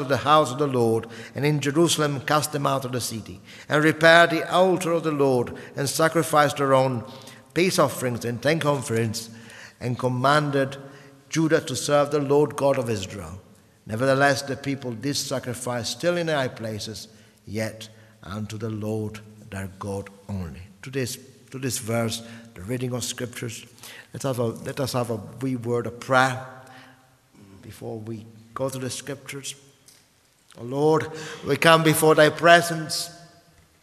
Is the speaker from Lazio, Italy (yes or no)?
no; Sicily, Italy; English is a second language; moved away as an adult; also born or lived in northern Italy; now in England; I was born in Sicily during the First Mafia War, and I grew up during the Second Mafia War. So my 20 years spent in Sicily